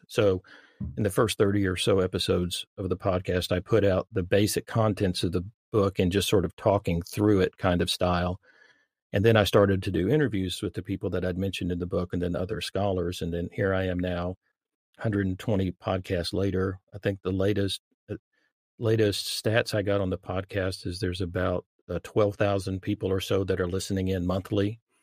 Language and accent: English; Dallas, Texas, United States; I grew up in the Dallas-Fort Worth Metroplex